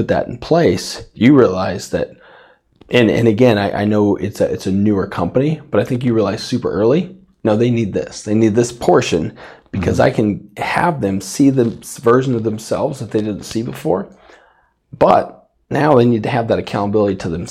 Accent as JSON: {"language": "English", "town": "Safford", "region": "Arizona", "country": "United States", "tie": "born or raised there", "said": "I grew up in Safford, Arizona"}